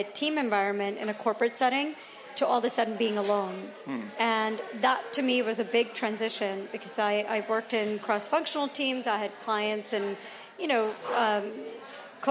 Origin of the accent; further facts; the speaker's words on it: Atlanta, Georgia, United States; I grew up in Atlanta